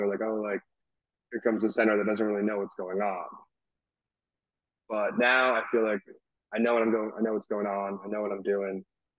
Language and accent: English; Rhode Island, United States; I mean, they're all Patriots guys because I'm from Rhode Island.